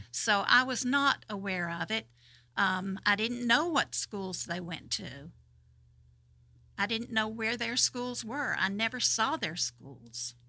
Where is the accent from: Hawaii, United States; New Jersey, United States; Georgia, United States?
Georgia, United States; Madison County; where I grew up over in Madison County, um, I grew up knowing about six black people